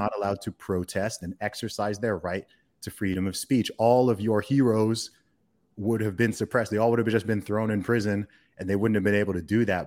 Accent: Saudi Arabia; moved away; I grew up in the Middle East. I grew up in Saudi Arabia

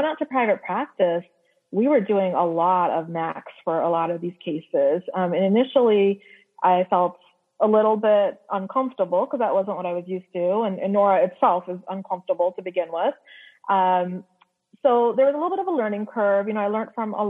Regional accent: Canada; moved away as an adult; now in United States; I'm actually Canadian. And when I came to the U.S. for residency

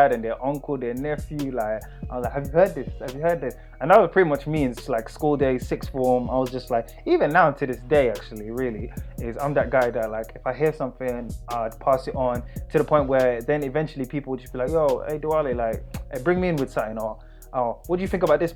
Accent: London, United Kingdom; I'm from East London as well

